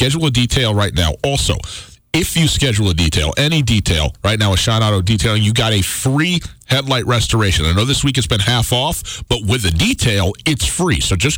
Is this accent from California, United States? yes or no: no; Butte, Montana, United States; You know, growing up in Butte, Butte's such an historic town, and it has such a long and interesting and complex history and such a unique identity, in the country and in the state of Montana as well.